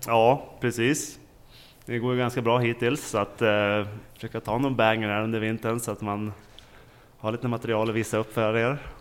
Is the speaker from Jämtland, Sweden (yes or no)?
yes; Åre, Jämtland, Sweden; jag är från Åre